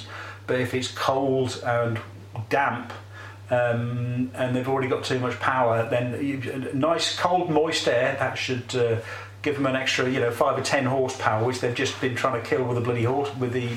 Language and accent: English; England, United Kingdom; we're English and not actually Catalan